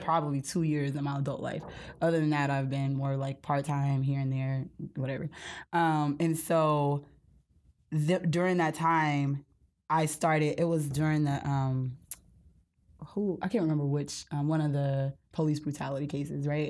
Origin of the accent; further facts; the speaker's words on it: Gulf Coast of Mississippi, United States; moved away; I'm from the Gulf Coast of Mississippi